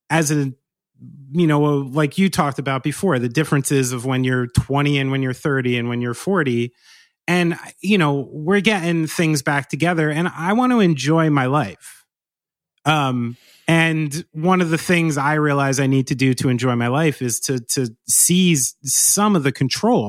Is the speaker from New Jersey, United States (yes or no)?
yes; New Jersey, United States; growing up in Central and North Jersey